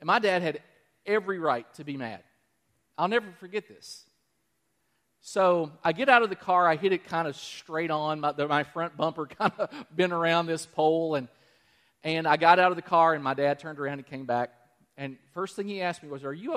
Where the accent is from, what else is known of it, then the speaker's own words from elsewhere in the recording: Danville, Kentucky, United States; Danville, my hometown.